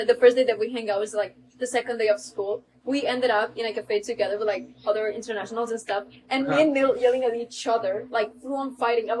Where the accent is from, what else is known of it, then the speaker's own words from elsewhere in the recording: Switzerland; moved away; I'm from Switzerland.